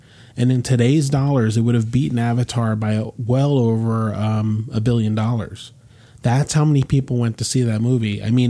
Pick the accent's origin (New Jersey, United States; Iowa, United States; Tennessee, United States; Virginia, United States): New Jersey, United States; Rahway; We had a theater in Rahway, which is the town I was born in.